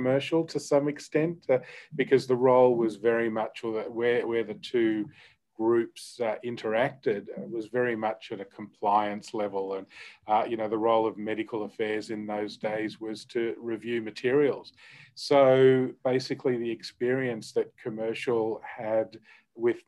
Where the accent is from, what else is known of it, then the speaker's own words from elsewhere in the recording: Australia; accent: Australian; I am Australian, which hopefully people can tell from my accent